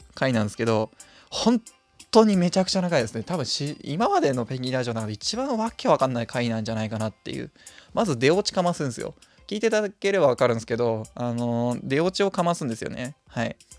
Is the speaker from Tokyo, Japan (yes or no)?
yes; near Hamura, Tokyo, Japan; 羽村動物園なんていう風に呼ばれるんですけど自分の地元の方にある動物園でございまして